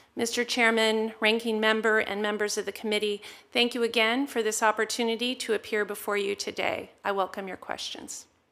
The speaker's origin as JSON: {"language": "English", "town": "Fresno", "region": "California", "country": "United States", "tie": "born or raised there", "said": "I grew up in Fresno, California, home to one of the largest Armenian diaspora communities in the United States"}